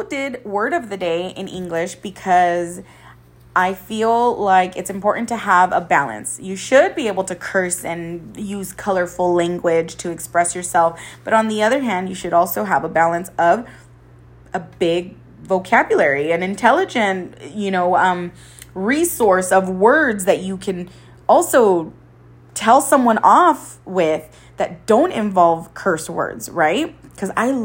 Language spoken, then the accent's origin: English; Coachella Valley, California, United States; there's so much to do in the valley